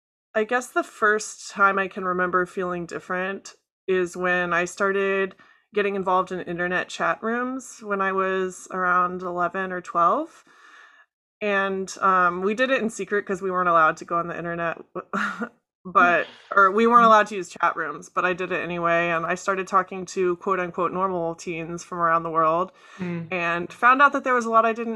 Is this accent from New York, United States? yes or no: no; Chicago, Illinois, United States; also born or lived in Florida; I was born in Florida and moved around a bunch before finally settling in Chicago in, I want to say, 2006, when my dad retired from the Navy. Mm-hmm. So I went to high school in Chicago.